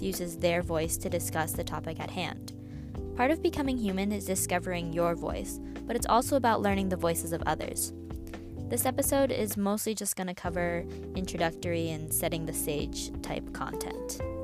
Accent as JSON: {"language": "English", "country": "United States", "also_born_or_lived": "China", "said": "I'm Chinese American and was adopted from China when I was sixteen months old."}